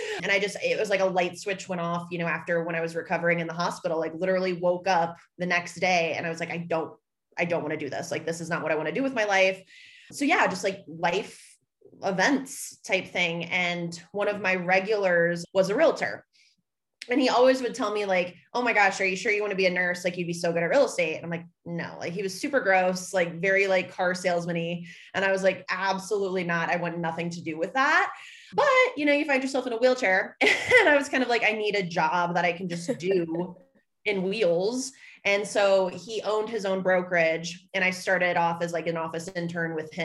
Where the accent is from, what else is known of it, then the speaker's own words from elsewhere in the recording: Dayton, Ohio, United States; moved away as an adult; also born or lived in Orlando, Florida; now in Denver, United States; I'm originally from Dayton, Ohio